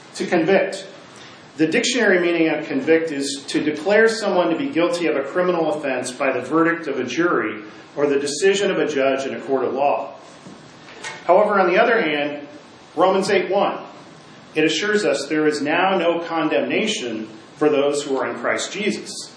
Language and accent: English; Midwest, United States; where I grew up in the Midwest